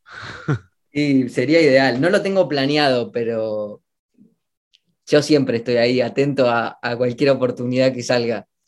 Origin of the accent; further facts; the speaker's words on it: Argentina; moved away as an adult; also born or lived in United States; volviendo a mi, a mi tierra natal